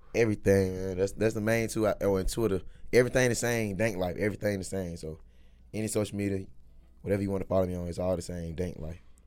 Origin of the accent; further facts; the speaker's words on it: Crawford County, near Macon, Georgia, United States; I'm from goddamn Little Smile City, Crawford County. Shit, real small